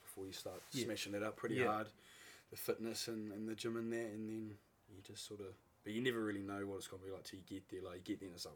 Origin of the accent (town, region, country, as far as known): Marlborough, New Zealand